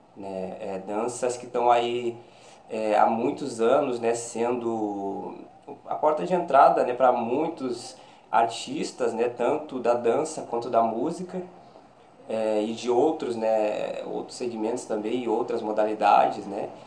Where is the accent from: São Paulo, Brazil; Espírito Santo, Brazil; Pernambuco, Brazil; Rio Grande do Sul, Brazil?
Rio Grande do Sul, Brazil; Alegrete; moved away as an adult; also born or lived in Santa Maria; now in Rio de Janeiro, Brazil; sou natural de Alegrete, Rio Grande do Sul. Atualmente resido no Rio de Janeiro